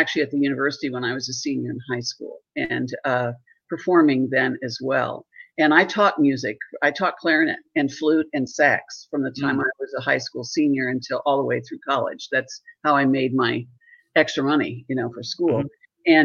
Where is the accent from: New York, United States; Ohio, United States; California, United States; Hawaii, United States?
Ohio, United States; Southern; I grew up in Southern Ohio down in the hills